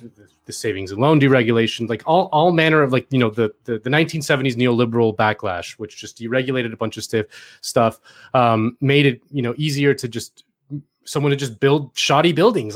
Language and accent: English; Miami, Florida, United States; moved away; I'm from Miami